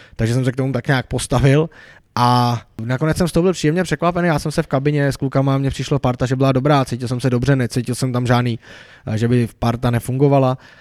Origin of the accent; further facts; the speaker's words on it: Bohemia, Czechia; jsem tam byl snad jediný eh, člověk jako z větší dálky jako z Čech